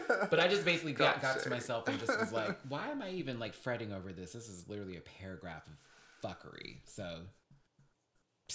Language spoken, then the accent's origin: English; Houston, Texas, United States; also born or lived in Alabama; my family's from Alabama, but we lived in Houston, Texas.